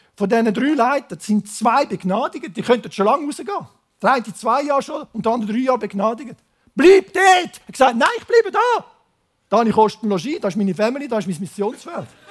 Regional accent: Switzerland; accent: Zürich German; Ich komme aus dem Biotop Schweiz, ins Biotop Laos

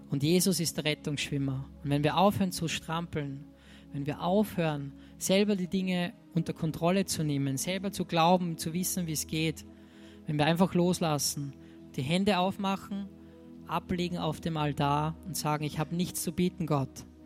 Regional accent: Austria; bei uns in Österreich ist, wenn man Geschenk, hier habe ich da mitgebracht, ach, das hätte nicht sein müssen.

